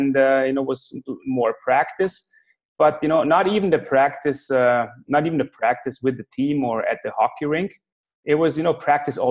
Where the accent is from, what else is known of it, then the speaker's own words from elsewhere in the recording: Klagenfurt, Carinthia, Austria; Klagenfurt, my hometown